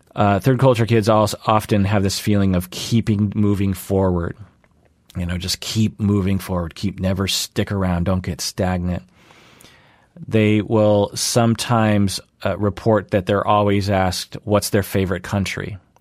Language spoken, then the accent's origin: English; Seattle, Washington, United States; born and raised in the Seattle area